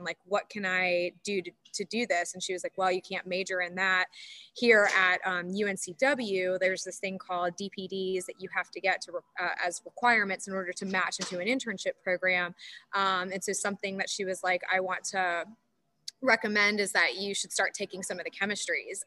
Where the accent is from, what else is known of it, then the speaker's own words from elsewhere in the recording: Charlotte, North Carolina, United States; also born or lived in Florida; we grew up in in Charlotte